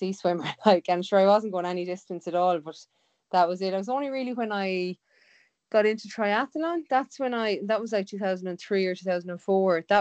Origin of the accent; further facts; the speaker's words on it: Galway, Connacht, Ireland; I'm from Galway, so I swam in Shark in, like, so that was this one of the swim clubs in Galway